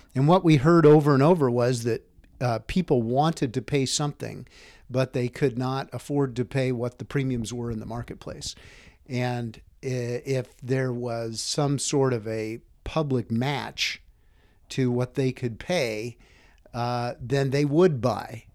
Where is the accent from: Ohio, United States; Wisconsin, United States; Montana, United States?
Montana, United States; Whitefish; also born or lived in western Nebraska; I grew up in Whitefish. Uh, we moved there when I was eight years old. Um, I'd been born in western Nebraska